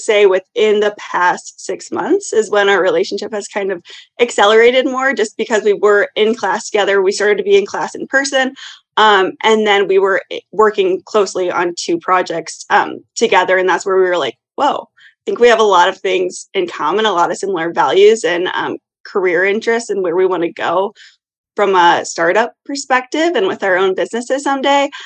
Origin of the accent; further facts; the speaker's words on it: Iowa, United States; moved away as an adult; now in Chicago, United States; I originally grew up in Iowa, but for the past six years, I've lived here in Chicago